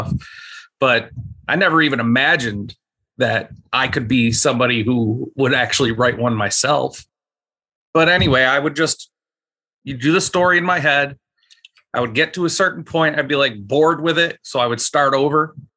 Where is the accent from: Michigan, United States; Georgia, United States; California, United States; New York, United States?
New York, United States; Buffalo; Myself and my wife, we are both from Buffalo